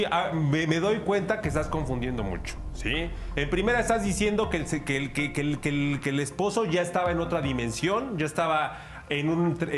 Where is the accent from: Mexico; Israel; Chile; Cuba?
Mexico; yo soy mexicano